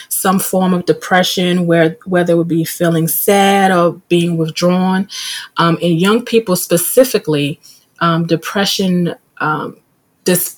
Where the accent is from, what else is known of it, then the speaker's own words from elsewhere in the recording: New York, United States; being in middle school growing up in New York